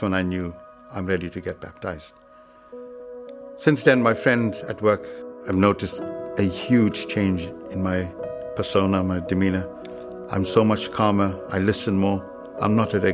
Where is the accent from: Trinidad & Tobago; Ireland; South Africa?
South Africa; moved away as an adult; now in United Kingdom; I grew up in South Africa